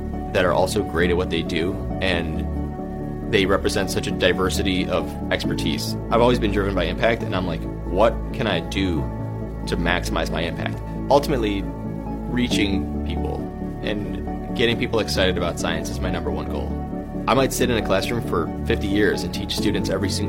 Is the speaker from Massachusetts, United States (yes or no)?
no; Buffalo, New York, United States; moved away as an adult; also born or lived in West Virginia / Stanford; I grew up in Buffalo, New York